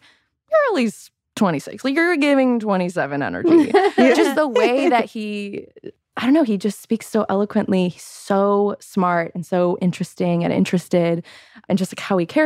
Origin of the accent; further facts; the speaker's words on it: Chicago, Illinois, United States; moved away as an adult; now in Los Angeles, United States; I was born in Chicago